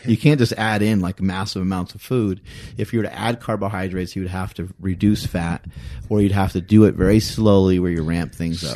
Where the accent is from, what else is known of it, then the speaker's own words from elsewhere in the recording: East Coast, United States; moved away; I'm from the East Coast